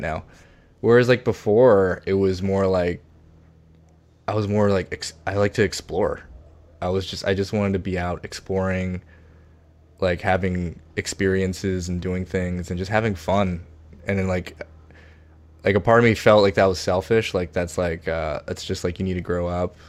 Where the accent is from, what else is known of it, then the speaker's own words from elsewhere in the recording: Virginia, United States; moved away as an adult; also born or lived in Boston / New York / Washington, D.C. / Seoul; now in Los Angeles, United States; I grew up in Virginia